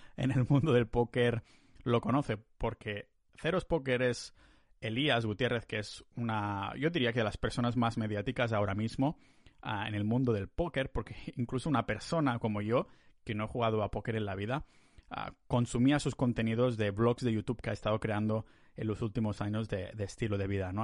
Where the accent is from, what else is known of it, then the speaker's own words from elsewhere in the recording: Catalonia, Spain; moved away as an adult; now in Estonia; yo como soy muy catalán